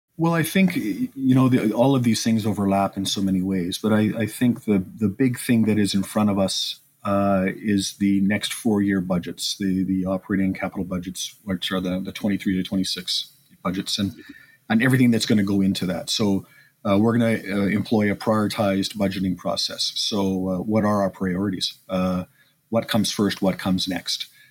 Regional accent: Edmonton, Alberta, Canada; born and raised in Edmonton

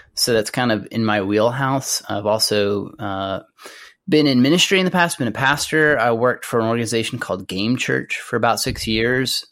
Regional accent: Amarillo, Texas, United States; I grew up in Amarillo, Texas, which is in the Texas Panhandle.

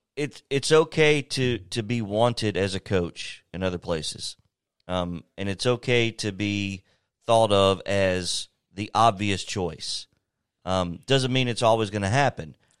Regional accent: Lawrenceburg, Tennessee, United States; moved away as an adult; I'm from Lawrenceburg, born and raised, went to school there

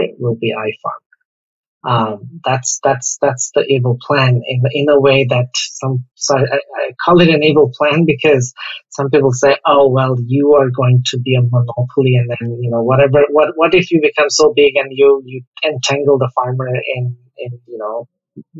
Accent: Dhaka, Dhaka Division, Bangladesh; For a very early age, I grew up in Mirpur.

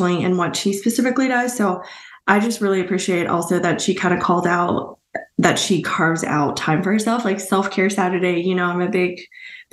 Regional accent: Houston, Texas, United States; now in Austin, United States; I'm from Houston

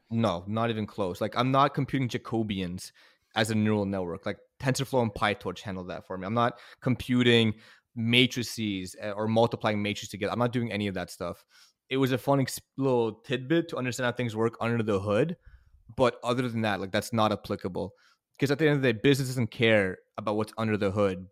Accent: Canada; moved away as an adult; now in United States; I'm Canadian

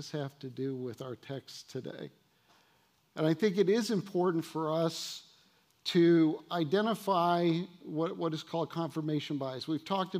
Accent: United States; our American culture

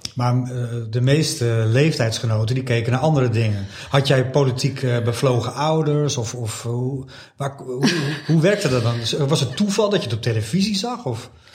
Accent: Beverwijk, North Holland, Netherlands; also born or lived in Wijk aan Zee; ik woon in Wijk en Zee. Ik kom uit Beverwijk.

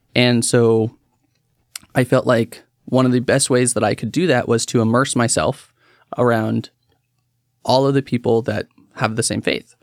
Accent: Woodburn, Oregon, United States; I was born here in Oregon, um, raised in Woodburn

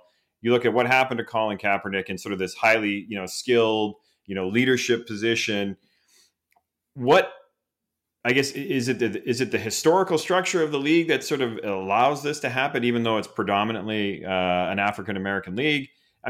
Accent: Edmonton, Alberta, Canada; I grew up in Edmonton, Alberta.

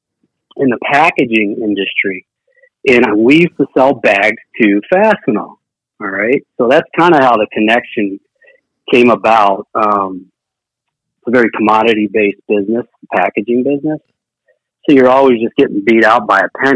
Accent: Washington, District of Columbia, United States; moved away as an adult; now in Minnesota, United States; I'm from Washington, D.C. originally, and then I came to Minnesota and went to college

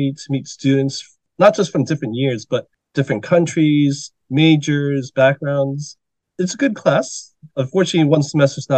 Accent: New Jersey, United States; moved away as an adult; also born or lived in New York City / Washington, D.C. / Northern Virginia; now in Korea; I was born in New York City, lived there till about 9 years old. Then my family moved to New Jersey, where I grew up.

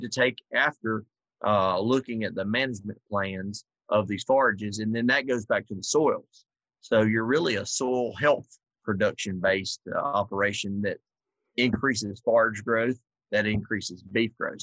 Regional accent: South Georgia, United States; now in Minnesota, United States; I'm from South Georgia, in March we're planting.

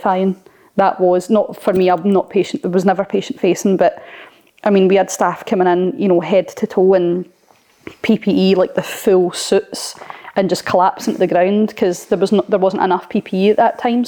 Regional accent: Blantyre, Scotland, United Kingdom; I grew up in a place called Blantyre, really small town.

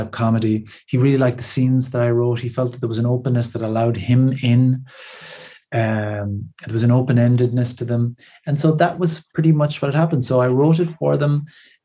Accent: Ireland; being an Irish person

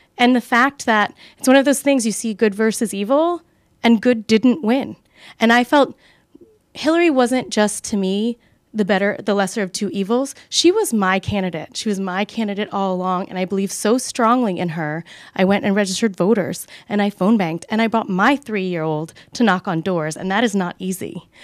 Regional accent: Arlington, Virginia, United States; Arlington, which is my hometown

